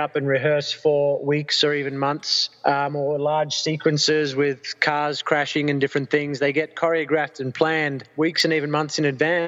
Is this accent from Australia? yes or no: yes; Australia; as an Australian